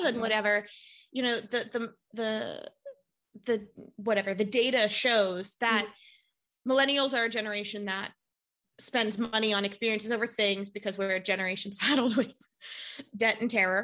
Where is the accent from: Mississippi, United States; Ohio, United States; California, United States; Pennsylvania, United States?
Pennsylvania, United States; Pittsburgh; now in New York City, United States; I moved here. I'm from Pittsburgh originally, which is a city, but it's not a New York.